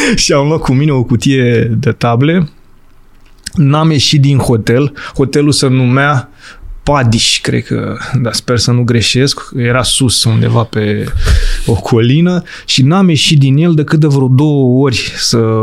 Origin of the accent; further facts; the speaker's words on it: Urlați, Prahova, Romania; eu sunt de fel din Prahova, urlați Prahova